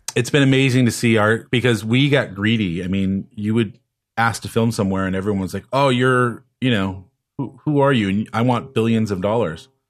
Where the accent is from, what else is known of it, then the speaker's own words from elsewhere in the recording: Los Angeles, California, United States; Growing up in Los Angeles